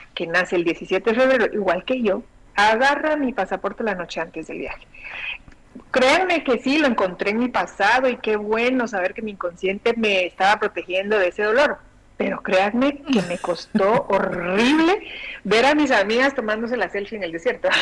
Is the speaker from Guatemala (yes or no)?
yes; Guatemala; moved away; en mi niñez, en mi adolescencia, la televisión que llega a Guatemala llegaba, era argentina